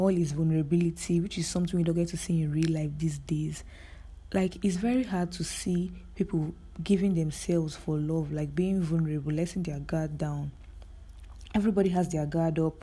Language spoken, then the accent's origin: English; Nigeria; As a Nigerian living in Nigeria